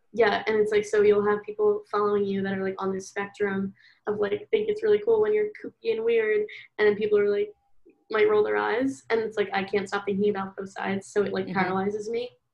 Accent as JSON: {"language": "English", "town": "Philadelphia", "region": "Pennsylvania", "country": "United States", "moved": "as an adult", "lives_now": "St. Louis, United States", "said": "I'm from Philadelphia and I am 20 right now. I'm currently in school. WashU, St. Louis."}